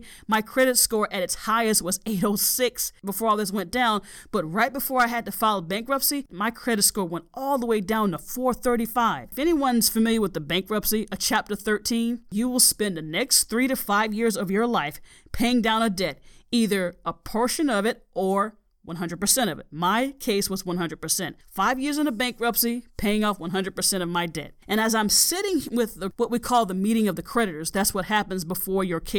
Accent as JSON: {"language": "English", "region": "Southern United States", "country": "United States", "tie": "born or raised there", "said": "a Southern gal. You might not be able to tell because I don't have an accent. Now, many people in my hometown ask me where I'm from."}